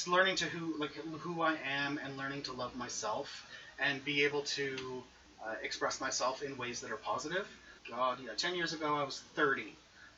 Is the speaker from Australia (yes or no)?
no; Quebec, Canada; I'm Canadian